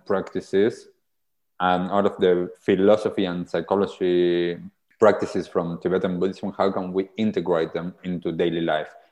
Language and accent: English; Argentina; now in New Zealand; so I grew up in Argentina. I'm originally from Argentina.